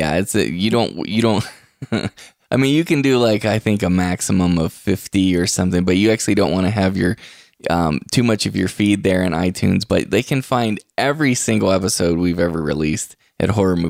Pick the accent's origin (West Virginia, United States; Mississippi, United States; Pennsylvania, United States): West Virginia, United States; moved away; also born or lived in Martins Ferry, Ohio; I was raised in West Virginia, and I lived in Ohio for a while. Martins Ferry, Ohio, right there on the Ohio River.